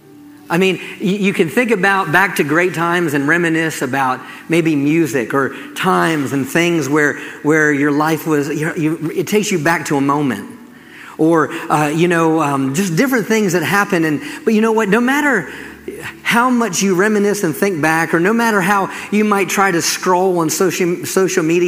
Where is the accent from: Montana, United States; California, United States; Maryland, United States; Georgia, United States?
Maryland, United States; also born or lived in St. Michaels, Maryland; Growing up in Maryland, I live close to the beach.